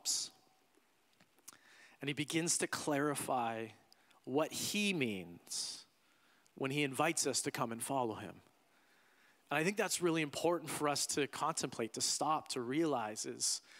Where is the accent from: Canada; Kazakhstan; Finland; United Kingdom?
Canada; also born or lived in United States; as a Canadian